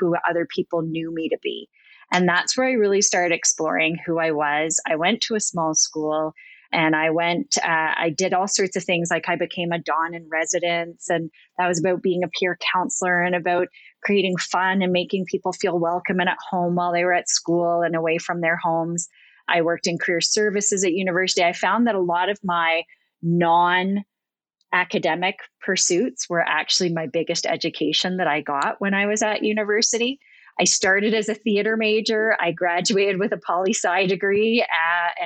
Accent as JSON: {"language": "English", "region": "Ontario", "country": "Canada", "said": "I'm from Ontario"}